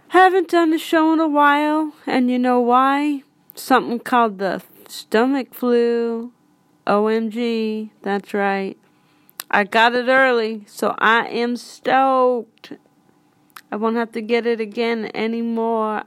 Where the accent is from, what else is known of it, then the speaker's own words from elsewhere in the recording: Pittsburgh, Pennsylvania, United States; I'm from Pittsburgh